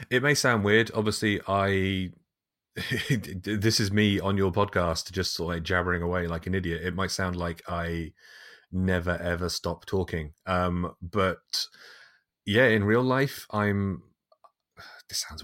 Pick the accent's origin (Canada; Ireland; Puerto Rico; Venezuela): Ireland; as an as an upbringing, it was kind of weird. Um, because I mean, hell, we're an Irish family. Of course, we're weird.